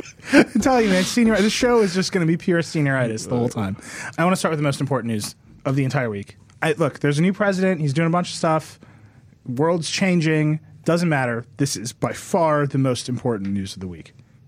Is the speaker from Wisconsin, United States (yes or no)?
yes; Wisconsin, United States; moved away; I grew up like in Wisconsin.